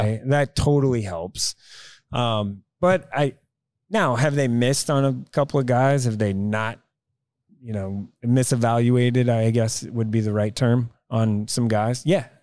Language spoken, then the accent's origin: English; Tulsa, Oklahoma, United States; I grew up in Tulsa, Oklahoma.